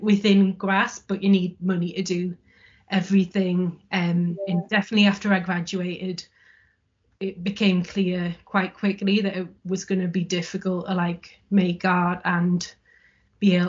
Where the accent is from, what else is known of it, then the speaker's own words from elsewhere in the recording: Sunderland, North East England, United Kingdom; moved away as an adult; now in Leeds, United Kingdom; I'm from Sunderland in the northeast of England originally.